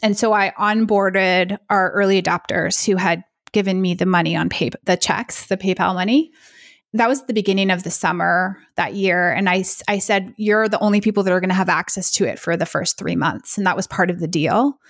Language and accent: English; United States; I'm American